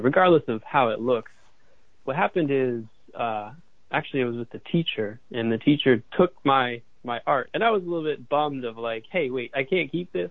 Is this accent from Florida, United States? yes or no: no; Boulder, Colorado, United States; moved away as an adult; also born or lived in San Francisco, California; I grew up in Boulder, Colorado, and we have amazing sunsets out there.